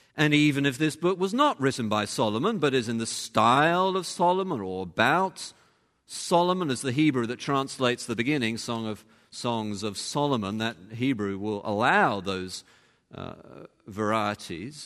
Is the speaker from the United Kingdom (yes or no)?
yes; England, United Kingdom; moved away; over there we are English